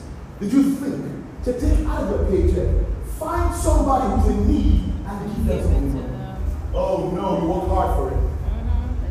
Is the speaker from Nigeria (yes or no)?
yes; Nigeria; accent: Nigerian